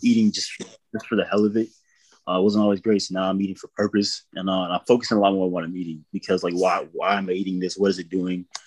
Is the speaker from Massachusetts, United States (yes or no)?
no; Kentucky, United States; moved away; also born or lived in Wyoming / Tennessee; I was raised in Kentucky uh, for a while and then moved to Wyoming.